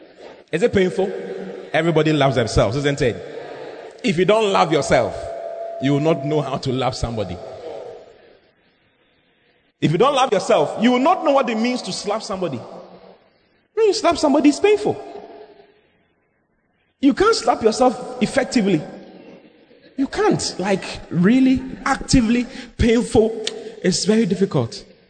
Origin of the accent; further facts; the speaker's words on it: Tamale, Northern Region, Ghana; I am from Tamale. I'm from Sabun Zongo.